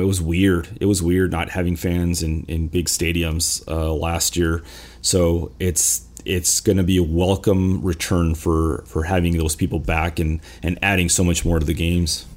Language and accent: English; Los Angeles, California, United States; I'm from California, from Los Angeles